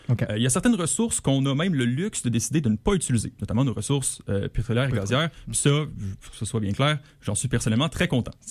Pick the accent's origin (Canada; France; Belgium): Canada; Quebec; en tant que Québécois.